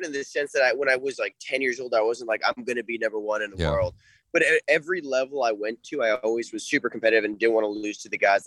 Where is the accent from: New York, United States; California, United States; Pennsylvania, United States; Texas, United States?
California, United States; Ventura County; I grew up in Ventura County with since I was young